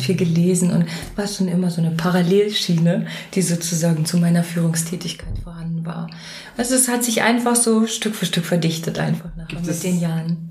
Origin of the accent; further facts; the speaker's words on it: Mecklenburg-Vorpommern, Germany; moved away; also born or lived in Hesse; ich bin Mecklenburgerin und ganz so Mecklenburgerin im Herzen.